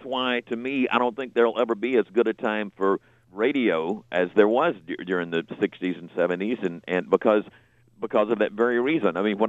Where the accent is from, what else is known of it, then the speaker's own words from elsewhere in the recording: Marianna, Florida, United States; I grew up in Marianna, Florida. They had one radio station, and they played everything.